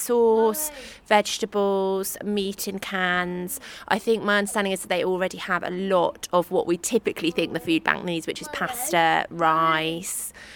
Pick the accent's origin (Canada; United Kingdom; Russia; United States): United Kingdom; Cambridge, East of England; I grew up in Cambridge